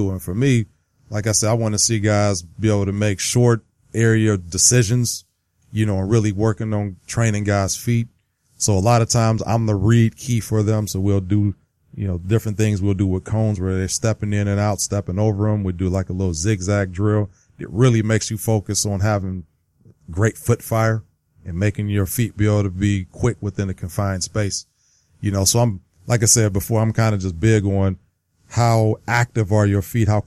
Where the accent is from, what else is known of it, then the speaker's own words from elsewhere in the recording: Youngstown, Ohio, United States; I grew up in Youngstown, Ohio, so yeah. you could be Pittsburgh or you could be Cleveland, and I was neither.